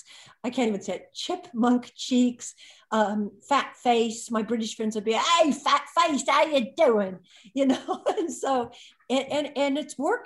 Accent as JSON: {"language": "English", "town": "Malibu", "region": "California", "country": "United States", "tie": "born or raised there", "said": "I grew up in Malibu, surfer girl on the beach"}